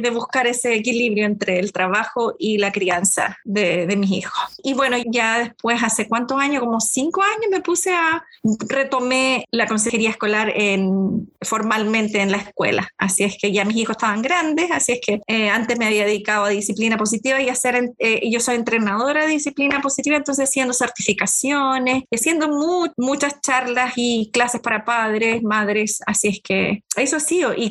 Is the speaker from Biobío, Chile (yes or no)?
yes; Concepción, Biobío, Chile; moved away as an adult; now in Seattle, United States; soy originaria de Chile, llevo acá en Seattle hace hay 24 años más o menos